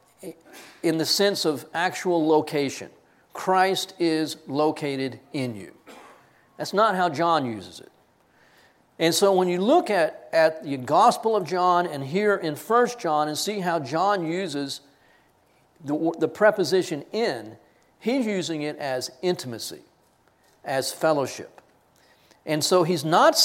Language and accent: English; Texas, United States; I am a Texan. I am an American, Texan first